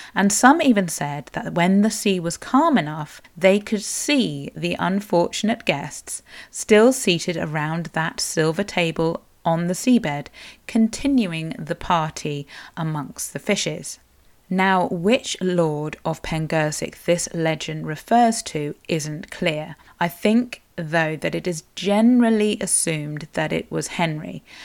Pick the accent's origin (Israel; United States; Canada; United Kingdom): United Kingdom; Cornwall, South West England; I am a Cornish writer, blogger and podcaster